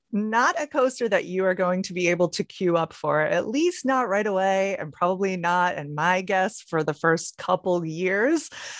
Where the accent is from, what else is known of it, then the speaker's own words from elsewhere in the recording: Rhode Island, United States; moved away as an adult; also born or lived in Orlando, Florida; now in Los Angeles, United States; I'm originally from Rhode Island.